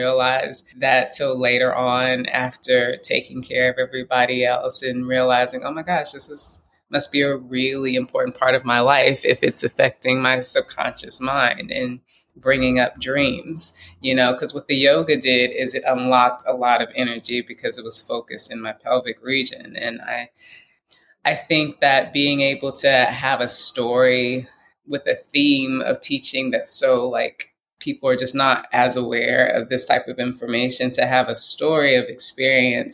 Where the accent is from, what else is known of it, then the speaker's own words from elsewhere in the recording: Houston, Texas, United States; I grew up in Houston, Texas, Christian Baptist.